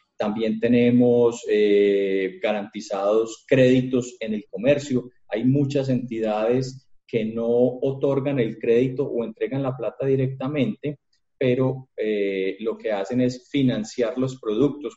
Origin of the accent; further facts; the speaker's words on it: Colombia; somos los colombianos juiciosos